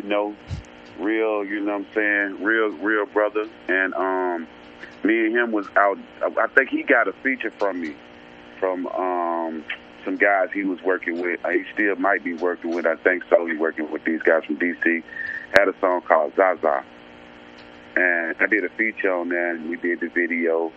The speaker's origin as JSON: {"language": "English", "town": "Huntsville", "region": "Alabama", "country": "United States", "said": "I'm originally from Huntsville, Alabama"}